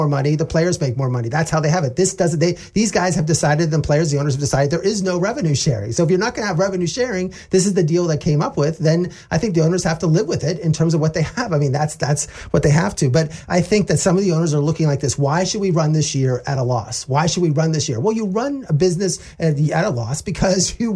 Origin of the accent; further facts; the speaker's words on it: Altoona, Pennsylvania, United States; I grew up in Altoona, Pennsylvania